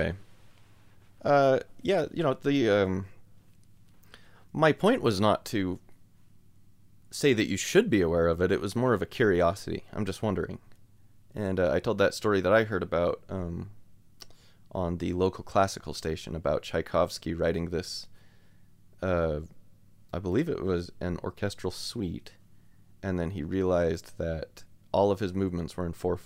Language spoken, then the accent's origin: English; Spanish Fork, Utah, United States; my hometown of Spanish Fork, Utah